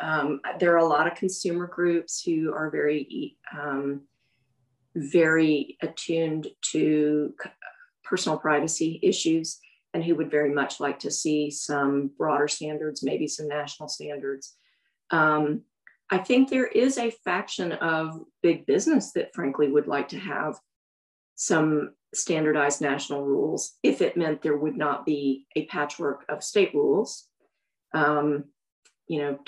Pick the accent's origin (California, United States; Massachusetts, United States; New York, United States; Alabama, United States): Alabama, United States; Alabama, which is my home state